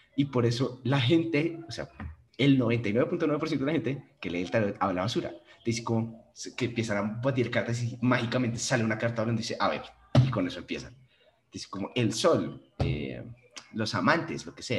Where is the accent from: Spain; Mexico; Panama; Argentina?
Panama; yo nací en Panamá